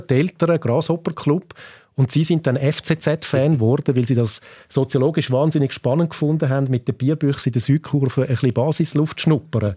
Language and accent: German; Winterthur, Zurich, Switzerland; ich bin ja aus Winterthur